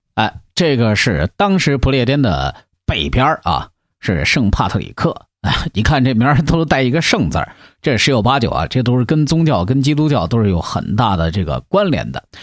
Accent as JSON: {"language": "Chinese", "country": "China", "said": "我们中国人"}